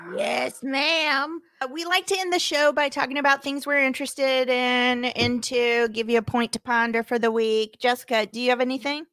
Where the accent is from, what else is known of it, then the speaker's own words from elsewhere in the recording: Springfield, Missouri, United States; now in Los Angeles, United States; my hometown, you know, in the middle of the country in Missouri in Springfield specifically